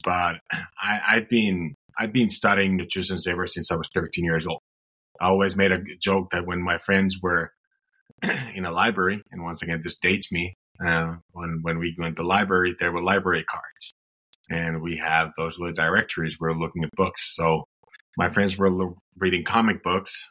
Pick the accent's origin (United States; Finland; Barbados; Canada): Finland; moved away; I'm originally from Finland